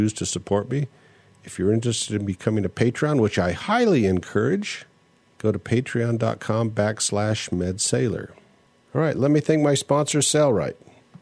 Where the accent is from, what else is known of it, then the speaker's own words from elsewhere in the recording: United States; I'm American and I'm monolinguistic